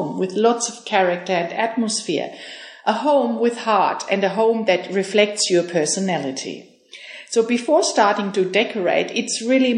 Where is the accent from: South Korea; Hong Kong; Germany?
Germany; moved away as an adult; I am from Germany and I moved here 6 years ago with my husband